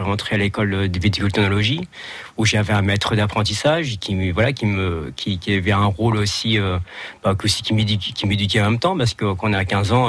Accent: Chinon, Centre-Val de Loire, France; moved away; je suis d'origine de Chinon

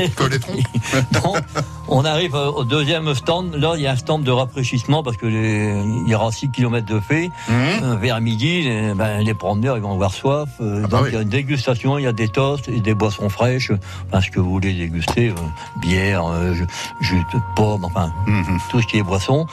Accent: Machy, Hauts-de-France, France; j'ai pris Machi parce que c'est mon village natal

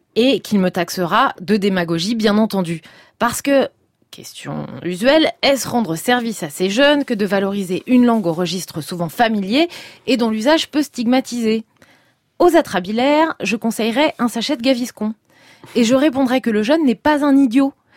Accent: Seine-Saint-Denis, Île-de-France, France; j'ai grandi en Seine-Saint-Denis, le fameux 9-3

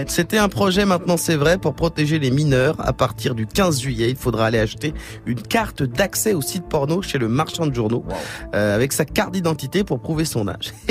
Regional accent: France; Et on aura perdu parce qu'on est français.

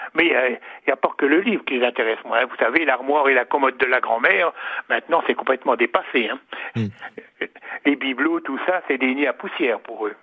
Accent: Saulieu, Bourgogne-Franche-Comté, France; also born or lived in Dijon; je suis né à Saulieu et à côté de la boucherie de mes parents, il y avait un libraire

